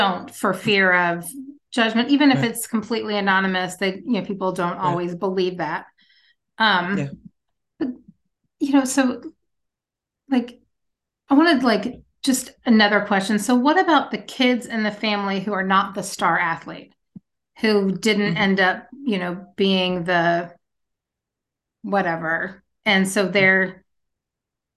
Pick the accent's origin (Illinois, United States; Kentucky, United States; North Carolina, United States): Kentucky, United States; I grew up in Kentucky